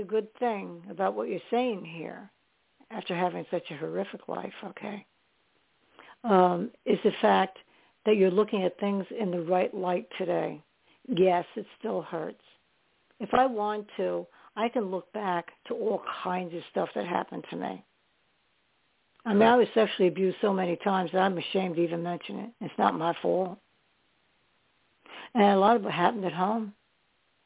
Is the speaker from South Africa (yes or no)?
no; New York, United States; I was born in New York, not in New York City, but ended up in the city